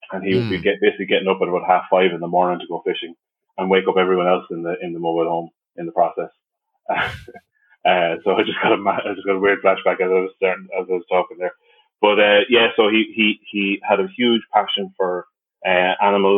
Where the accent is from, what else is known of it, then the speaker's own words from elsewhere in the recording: the Midlands of Ireland, Ireland; moved away as an adult; also born or lived in Limerick, Ireland; now in Dublin, Ireland; I hail from the Midlands of Ireland. Grew up there through most of my life.